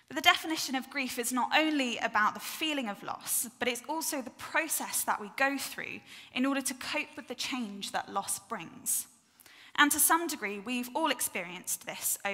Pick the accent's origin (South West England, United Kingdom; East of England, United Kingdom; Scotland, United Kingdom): South West England, United Kingdom; North Devon; I grew up in North Devon